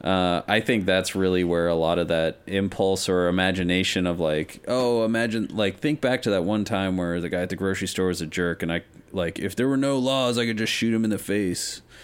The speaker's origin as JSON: {"language": "English", "town": "Denver", "region": "Colorado", "country": "United States", "tie": "born or raised there", "said": "having grown up in the West, I'm from Denver"}